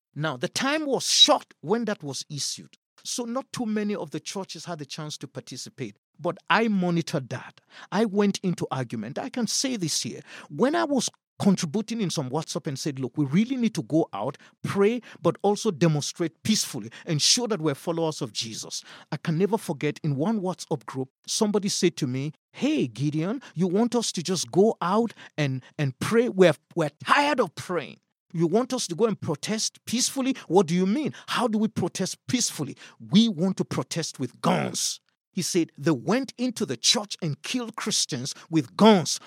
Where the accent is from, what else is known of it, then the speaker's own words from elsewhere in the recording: Kaduna State, Nigeria; Kaduna State, that's my home state